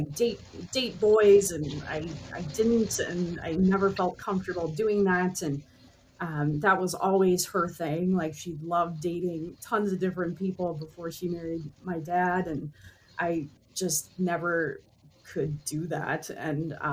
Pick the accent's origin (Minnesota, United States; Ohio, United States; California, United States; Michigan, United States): Minnesota, United States; Minneapolis; I grew up here in the Twin Cities